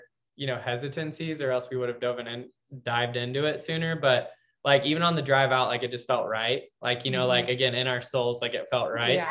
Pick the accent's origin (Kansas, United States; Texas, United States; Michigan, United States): Kansas, United States; moved away as an adult; now in California, United States; in Kansas as a Midwesterner in PT school